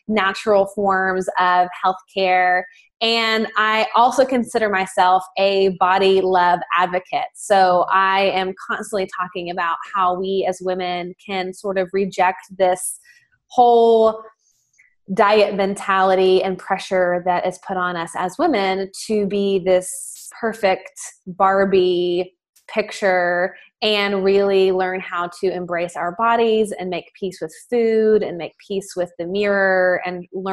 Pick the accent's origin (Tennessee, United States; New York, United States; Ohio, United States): Tennessee, United States; Nashville; in the South, I'm from Nashville, Tennessee